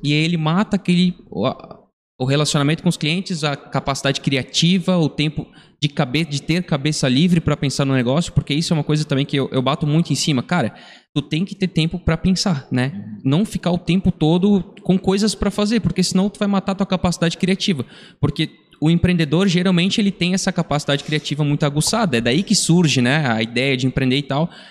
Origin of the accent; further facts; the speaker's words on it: Brazil; Nós somos aqui da região da Vila Nova, a gente frequentava a igreja aqui da Vila Nova